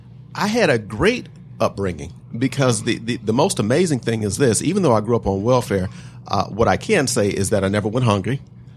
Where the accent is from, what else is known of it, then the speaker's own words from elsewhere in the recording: Detroit, Michigan, United States; I'm actually proud to say not only that I was born in Detroit, but on the east side of Detroit, and that I was on welfare when I was younger.